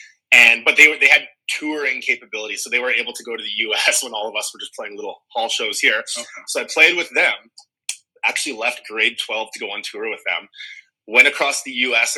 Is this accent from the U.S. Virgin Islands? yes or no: no; Edmonton, Alberta, Canada; we're all originally from Edmonton. So back in about 2003, I was still in high school, essentially.